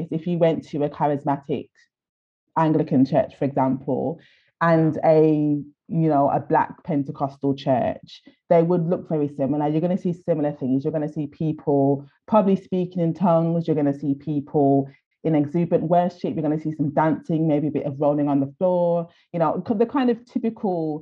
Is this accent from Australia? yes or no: no; Birmingham, West Midlands, United Kingdom; I'm from Birmingham, which is in the Midlands, in the heart of England. That's where I'm from.